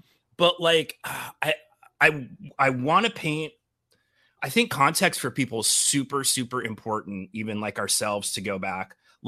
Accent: Denver, Colorado, United States; also born or lived in Brooklyn, New York; I was born in Brooklyn, even though I grew up in Denver.

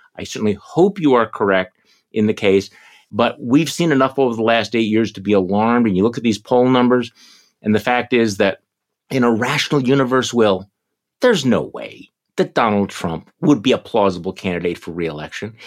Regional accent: Milwaukee, Wisconsin, United States; right here in my hometown of Milwaukee

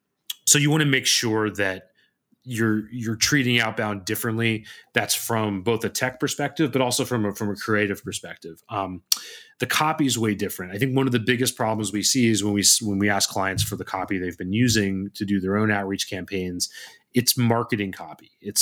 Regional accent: Ontario, Canada; Hey, you know, I'm also from Ontario.

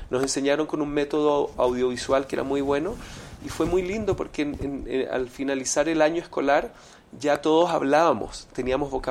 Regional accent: Venezuela; yo no sufrí mucho bullying, más cuando niño en Venezuela

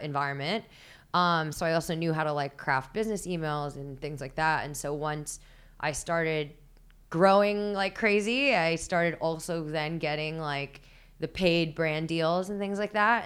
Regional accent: Philippines; I'm Filipino

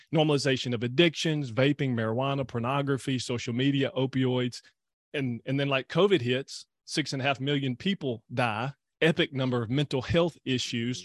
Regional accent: Louisiana, United States; I'm from Louisiana

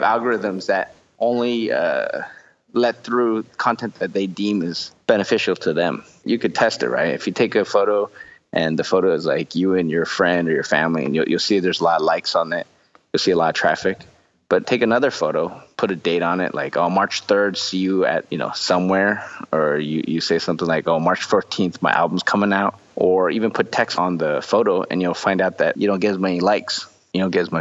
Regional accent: United States; moved away as an adult; now in Taiwan; grew up in the States

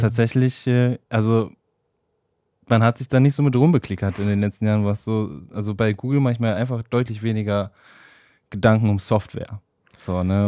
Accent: Wuppertal, North Rhine-Westphalia, Germany; ich komme ja aus Wuppertal.

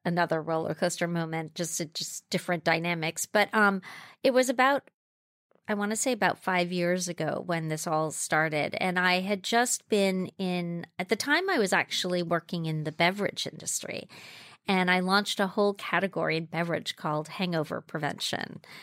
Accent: Jamaica; moved away; I grew up in Jamaica, fr, um, West Indies. I was born there. So I grew up in the Blue Mountains

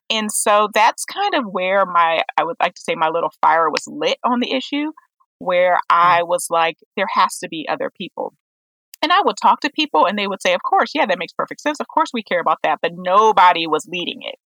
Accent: Oberlin, Ohio, United States; I'm originally from Oberlin, Ohio, and we do a lot of work when it comes to racial justice

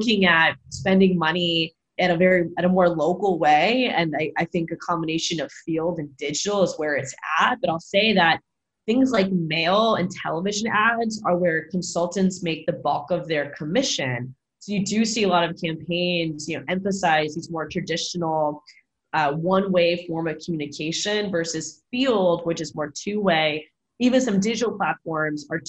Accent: Florida, United States; It's my home state

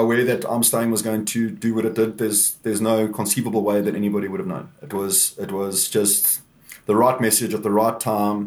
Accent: Walkerville, Gauteng, South Africa; now in Cape Town, South Africa; I grew up in Walkerville, which is a little farming town in the south of Johannesburg

